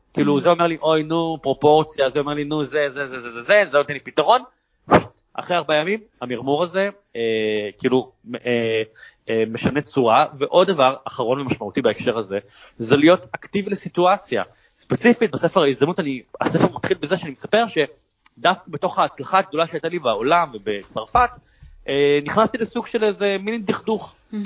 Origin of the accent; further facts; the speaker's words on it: Israel; המסירות שלנו, היצירתיות שלנו כישראלים